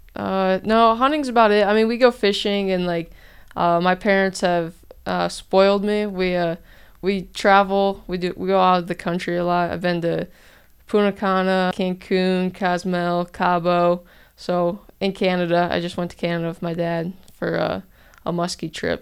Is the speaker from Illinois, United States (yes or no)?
yes; Geneseo, Illinois, United States; moved away as an adult; now in Trenton, Georgia, United States; I'm from Geneseo, Illinois